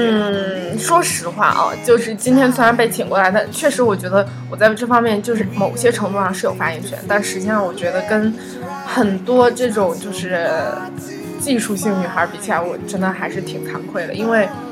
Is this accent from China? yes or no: yes; northern China, China; now in Wuhan, China; 我是一个北方人